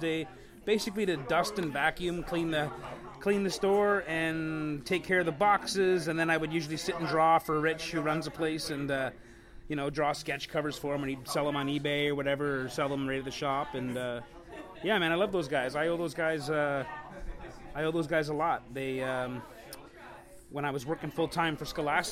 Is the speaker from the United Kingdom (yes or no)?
no; St. Catharines, Ontario, Canada; I grew up in St. Catharines